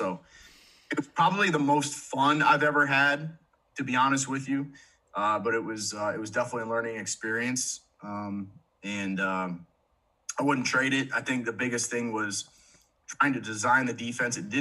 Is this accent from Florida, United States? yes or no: yes; Stuart, Florida, United States; moved away as an adult; also born or lived in West Virginia; now in Indiana, United States; I grew up in South Florida, so I was raised in Stuart, Florida.